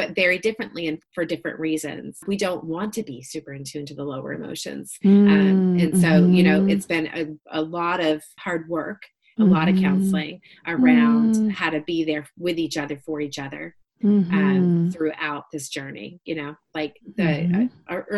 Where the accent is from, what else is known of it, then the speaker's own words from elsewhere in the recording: Massachusetts, United States; now in Franklin, United States; I grew up in Massachusetts